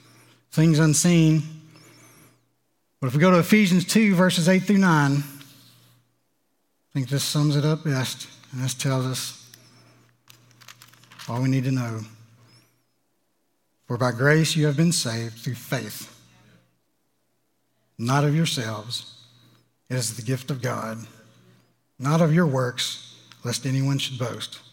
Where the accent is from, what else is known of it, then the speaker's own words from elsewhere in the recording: Louisiana, United States; I'm from Louisiana